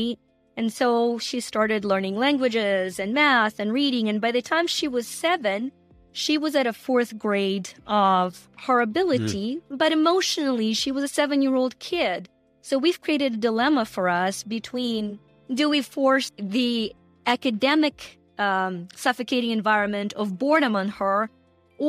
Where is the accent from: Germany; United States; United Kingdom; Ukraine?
Ukraine; moved away; you guys probably can hear the accent. I'm from Ukraine, former Soviet Union